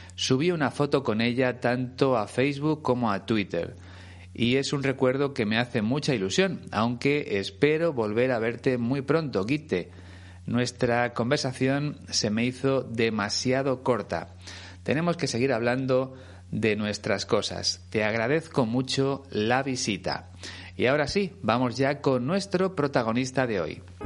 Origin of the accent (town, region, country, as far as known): Spain